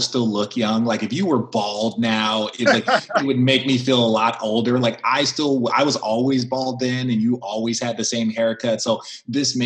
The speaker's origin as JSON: {"language": "English", "region": "Arizona", "country": "United States", "tie": "born or raised there", "said": "I was from Arizona where we didn't have that same type of level of competition. So it was like all of the Arizona kids would have to get together"}